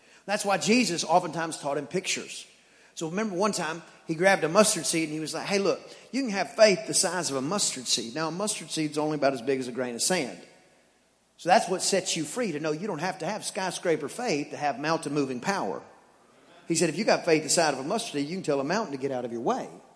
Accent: East Texas, United States; I'm from East Texas

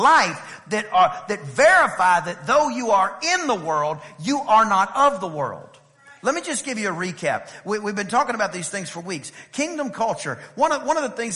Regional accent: East Texas, United States; I was a little kid and we lived in a very small town over in East Texas. And by the way, anyway, I'm from East Texas

